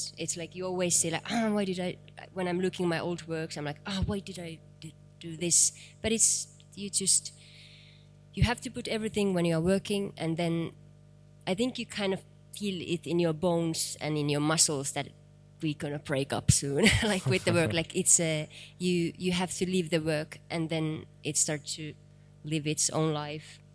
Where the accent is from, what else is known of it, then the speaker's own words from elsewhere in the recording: East part of Finland, Eastern Finland, Finland; English is a second language; I'm from East part of Finland.